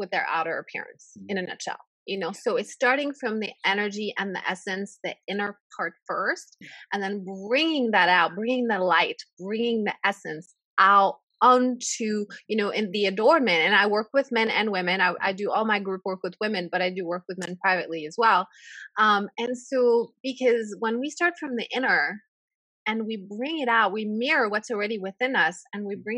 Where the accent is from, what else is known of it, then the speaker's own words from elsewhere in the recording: France; moved away as an adult; now in United States; I grew up in France